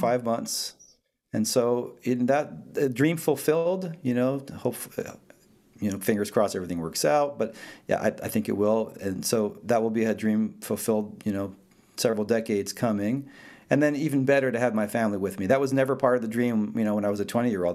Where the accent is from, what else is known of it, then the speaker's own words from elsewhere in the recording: northern New Jersey, United States; first language Italian; English is a second language; also born or lived in Rome, Italy / Dallas; now in Decatur, United States; I grew up in, in northern New Jersey